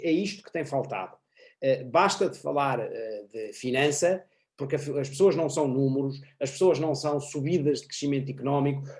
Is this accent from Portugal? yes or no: yes; Portugal; nós portugueses